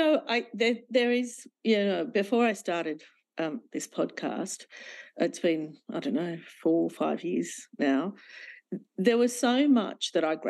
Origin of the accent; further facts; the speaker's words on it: Sydney, New South Wales, Australia; English is a second language; we grew up in Glebe, which was very, very white at the time.